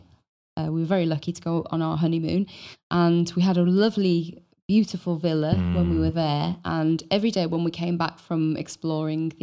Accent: Wales, United Kingdom; born or raised there

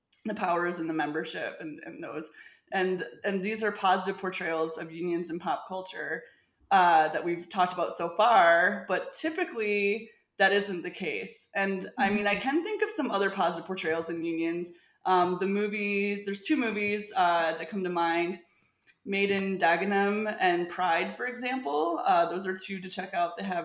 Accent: Michigan, United States; I'm from Michigan.

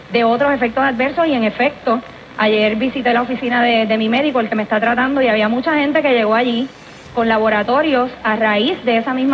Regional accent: Puerto Rico; Nosotros como puertorriqueños tendemos también a burlarnos.

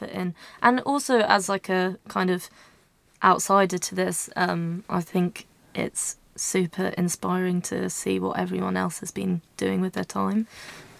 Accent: Tunbridge Wells, South East England, United Kingdom; moved away as an adult; now in Brighton, United Kingdom; I'm from Tunbridge in Kent.

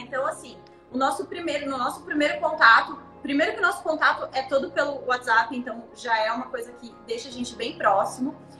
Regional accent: Brazil; moved away as an adult; now in Cancún, Mexico; Eu nasci no Brasil, sou brasileira

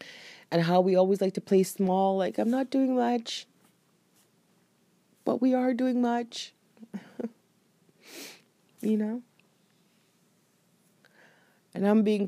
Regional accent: Jamaica; I knew the culture that I was born into. And I knew being Jamaican and having Jamaican parents, they would not understand.

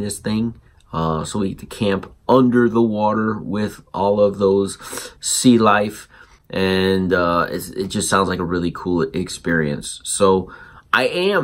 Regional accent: South Florida, United States; also born or lived in Connecticut; growing up in South Florida on a beach after we left Connecticut

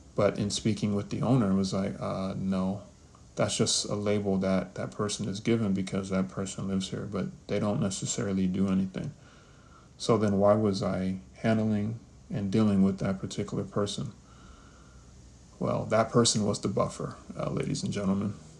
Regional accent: New York City, New York, United States; also born or lived in Kansas; I was born in Kansas. I was raised in the Bronx. New York, New York, that is 10455 to be exact, 212

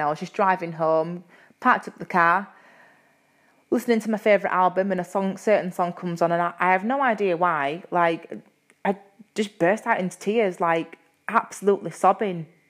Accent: Yorkshire and the Humber, United Kingdom; accent: Yorkshire; my Yorkshire accent

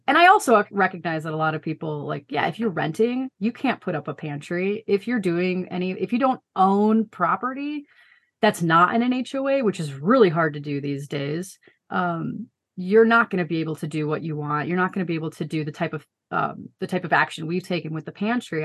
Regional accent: Chicago suburbs, Illinois, United States; moved away as an adult; now in Colorado Springs, United States; we both grew up outside of Chicago in the suburbs

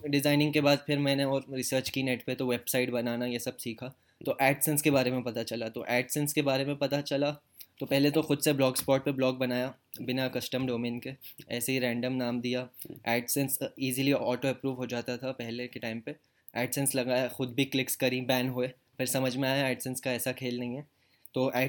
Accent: Jeddah, Makkah Province, Saudi Arabia; moved away as an adult; also born or lived in Bhopal, India; now in India; भोपाल में तो एक साल भी नहीं हुआ था एंड में हम लोग मूव कर गए थे सऊदी अरब में जद्दा सिटी का नाम है वहाँ पे तो मेरा मेरा पूरा बचपन सऊदी अरब में गया मतलब मैं एटीन ईयर्स सऊदी अरब में रहा

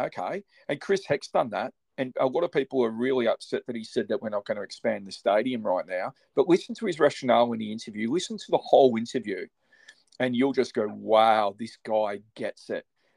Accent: Australia; I'm an Australian. I've always been an Australian

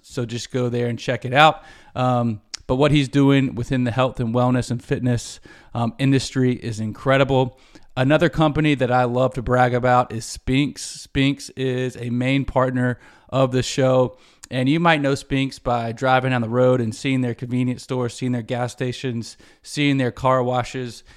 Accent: Charlotte, North Carolina, United States; in Charlotte as a kid

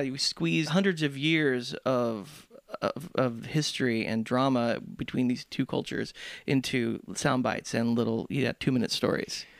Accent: Southern California, United States; growing up in Southern California

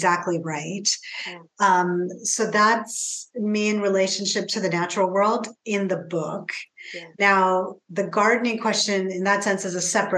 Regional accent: Pacific Northwest, United States; growing up in the Pacific Northwest, how this landscape in particular has influenced me as a writer

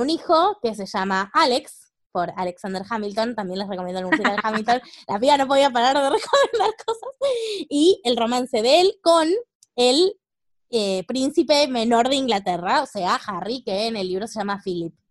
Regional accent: Argentina; somos argentinas

